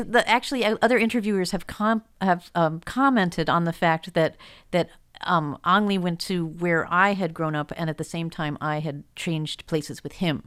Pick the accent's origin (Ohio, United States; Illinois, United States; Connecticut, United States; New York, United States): Connecticut, United States; setting of The Ice Storm; born or raised there; moved away as an adult; now in Taiwan